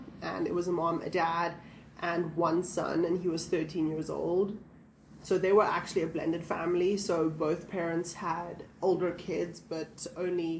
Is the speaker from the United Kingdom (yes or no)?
no; South Africa; moved away as an adult; now in United States; We are both from South Africa